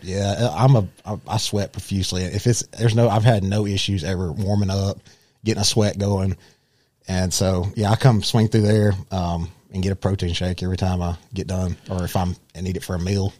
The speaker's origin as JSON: {"language": "English", "town": "Rome", "region": "Georgia", "country": "United States", "tie": "born or raised there", "said": "I was born and raised here in Rome"}